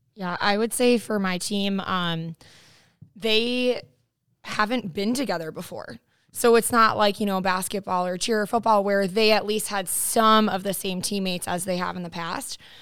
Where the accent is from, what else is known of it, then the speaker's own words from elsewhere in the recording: New York, United States; moved away; I am from New York originally. My family is there